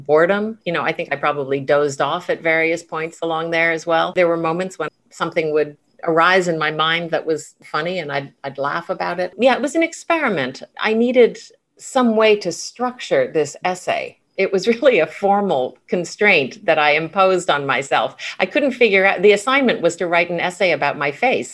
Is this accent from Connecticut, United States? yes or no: yes; New Haven, Connecticut, United States; growing up in New Haven, Connecticut in like the 1950s and 1960s